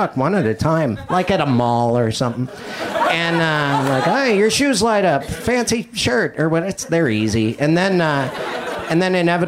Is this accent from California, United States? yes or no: no; Montana, United States; Yeah, I was raised and bred in Montana. And as a child, I ate nothing but raisin bread.